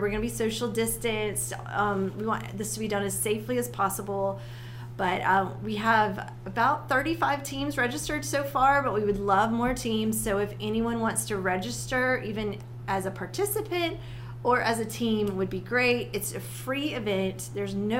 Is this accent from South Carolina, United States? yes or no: yes; South Carolina, United States; Well, I grew up in South Carolina. I'm a South Carolina girl.